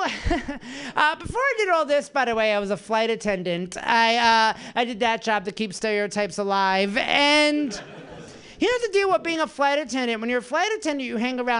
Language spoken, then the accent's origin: English; New Jersey, United States; moved away; I'm from New Jersey